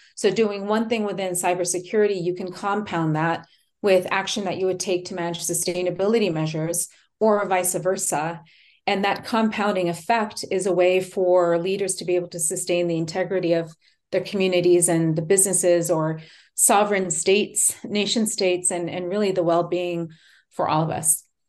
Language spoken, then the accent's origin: English; Japan; now in Texas, United States; I'm, um, born and raised in Japan.